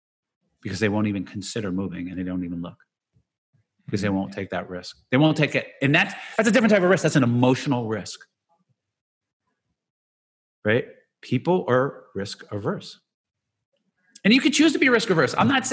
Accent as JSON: {"language": "English", "town": "Jersey City", "region": "New Jersey", "country": "United States", "tie": "born or raised there", "said": "I'm going to do this my whole life because I grew up in Jersey City and I'd be here. And these are all the people I know."}